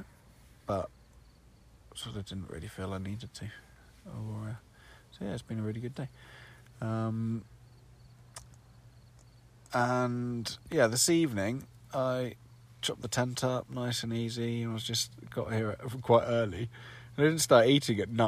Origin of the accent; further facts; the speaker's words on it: United Kingdom; I'm from the UK